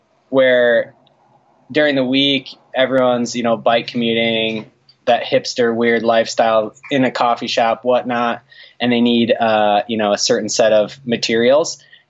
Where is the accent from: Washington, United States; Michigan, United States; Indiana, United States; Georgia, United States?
Michigan, United States; moved away as an adult; Yeah, so I grew up in Michigan.